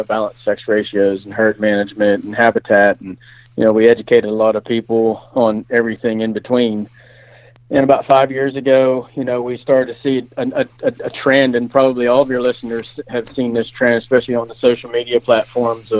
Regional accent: Pennsylvania, United States; I grew up in Pennsylvania.

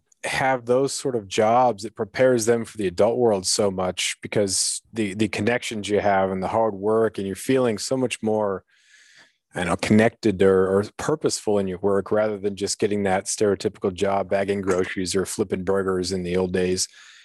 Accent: Klawock, Alaska, United States; I grew up in Kluwak, and so we had, I think, 65 kids in the high school when I was there.

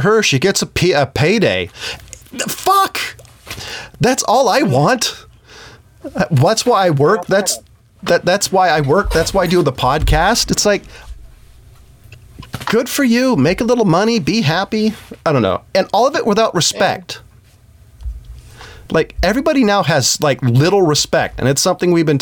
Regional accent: United States

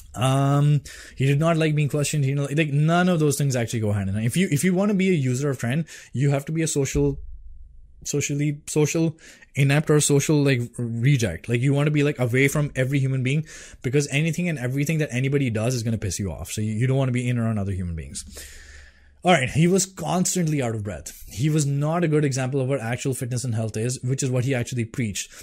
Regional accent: Delhi, India; I'm from Delhi.

